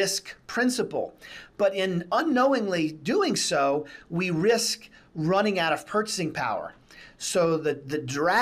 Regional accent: United States; We as the American citizens

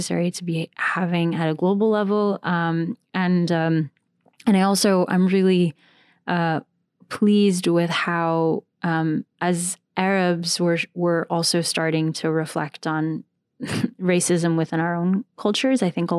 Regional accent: Bahrain; also born or lived in United States / Saudi Arabia; We moved around a lot growing up. So I was born in the States, and then we moved to... I did middle school in Jeddah. I did high school in Bahrain.

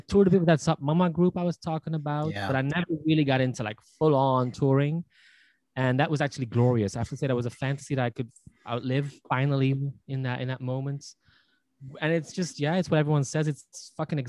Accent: Belgium; I was born and raised in Belgium, obviously, and I was brought up in a quite remote little village, not so far from Brussels

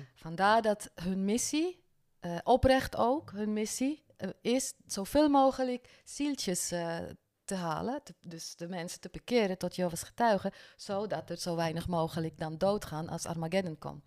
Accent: Bern, Switzerland; first language French; Dutch is a second language; moved away as an adult; also born or lived in French-speaking Switzerland; now in Netherlands; kom uit Zwitserland. Ik ben van de Franse gedeelte, dus mijn moedertaal is Frans. En we zijn echter wel in Bern opgegroeid.

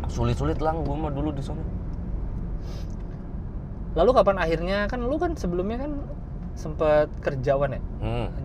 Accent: Bekasi, West Java, Indonesia; now in Surakarta, Indonesia; terus tahu gue dari Bekasi

